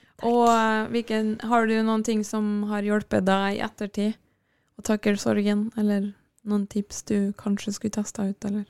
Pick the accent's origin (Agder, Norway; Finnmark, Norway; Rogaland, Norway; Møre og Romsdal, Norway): Møre og Romsdal, Norway; Kristiansund; moved away; Jeg var jo hjemme i Kristiansund, der, pappa, eller der mamma og pappa bodde. Og mamma bor